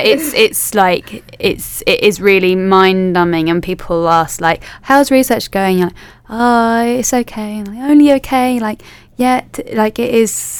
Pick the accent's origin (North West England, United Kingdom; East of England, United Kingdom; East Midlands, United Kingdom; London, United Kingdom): London, United Kingdom; moved away as an adult; also born or lived in Leeds; now in Manchester, United Kingdom; I'm from London originally